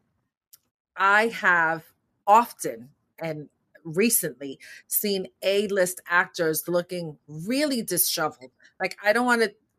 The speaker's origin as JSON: {"language": "English", "region": "New York", "country": "United States", "tie": "born or raised there", "said": "growing up in New York, growing up in my neighborhood"}